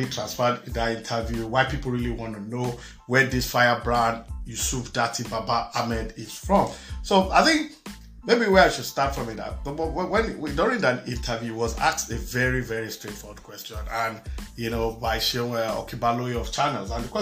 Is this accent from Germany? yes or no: no; Nigeria; now in United States; I'm Nigerian born.